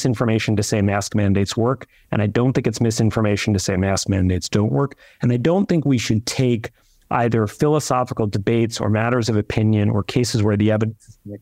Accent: New York, United States; I'm a New Yorker

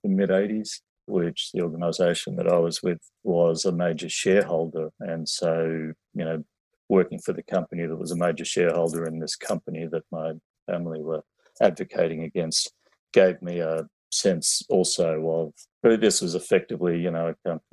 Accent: Sydney, New South Wales, Australia; I grew up in Western Sydney

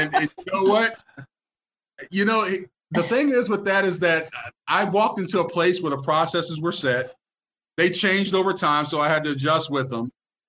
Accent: Tampa, Florida, United States; You know I'm from Tampa, so

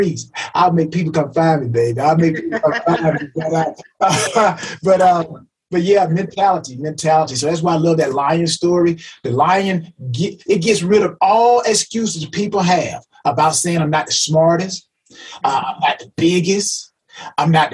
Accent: LaGrange, United States; growing up in LaGrange

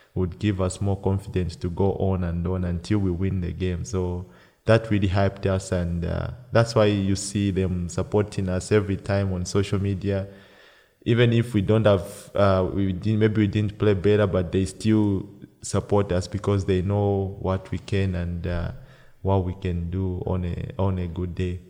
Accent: Copperbelt Province, Zambia; moved away as an adult; also born or lived in Lusaka, Zambia; now in Austria; I was born in the Copper Belt

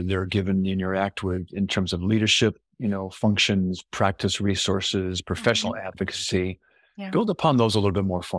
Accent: Los Angeles, California, United States; I'm from Los Angeles originally and been away for a while, but that's where I grew up.

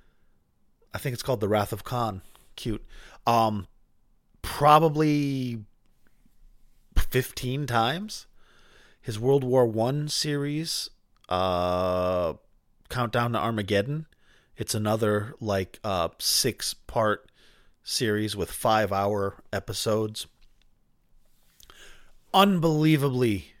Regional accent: Boston, Massachusetts, United States; We're both from the Boston area and from the same time

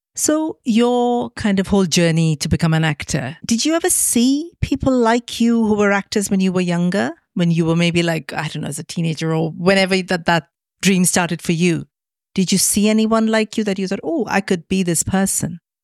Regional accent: Mumbai, Maharashtra, India; moved away as an adult; now in United Kingdom; all the romantic Bollywood films that I grew up watching in Mumbai.

